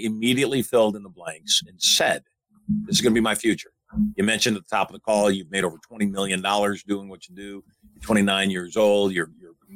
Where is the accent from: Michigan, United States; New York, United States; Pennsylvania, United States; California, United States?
Michigan, United States; I grew up in Michigan